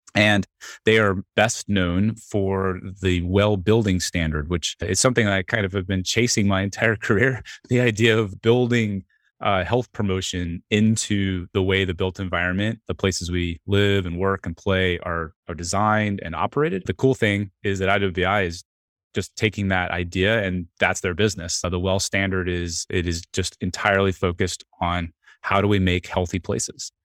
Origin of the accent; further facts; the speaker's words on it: Atlanta, Georgia, United States; I grew up in Atlanta.